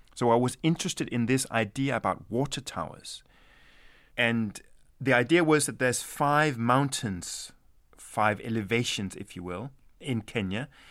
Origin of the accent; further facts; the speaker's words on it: Denmark; also born or lived in Sweden; my mother is Swedish, and I was born in Sweden, and my, my father is Danish, and I grew up in Denmark.